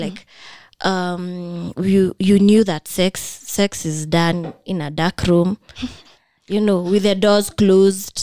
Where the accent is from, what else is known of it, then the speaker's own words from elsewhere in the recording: Kenya; Being a Kenyan